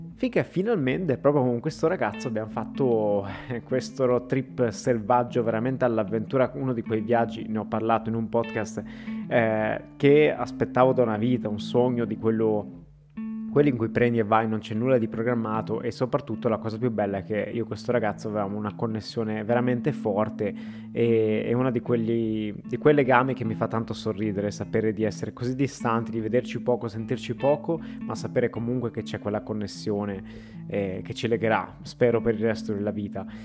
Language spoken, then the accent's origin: Italian; Italy; moved away as an adult; now in Melbourne, Australia; io sono riuscito a vivere completamente nel presente, eh, nel mio paese natale